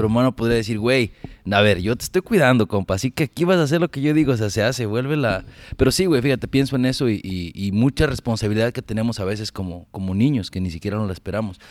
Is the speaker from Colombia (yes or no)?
no; Ameca, Jalisco, Mexico; now in United States; Yo no nací en Guadalajara, pero crecí en, Ameca, Jalisco